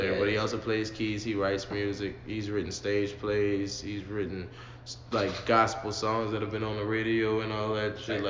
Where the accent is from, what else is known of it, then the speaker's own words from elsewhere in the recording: New Orleans, Louisiana, United States; I'm Big West Side. Algiers, Gretna, Murrow, Harvey, all those encompassing area. I'm from that side of the room.